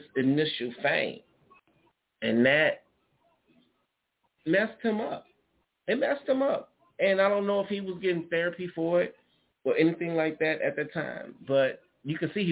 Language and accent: English; Chicago, Illinois, United States; I'm from Chicago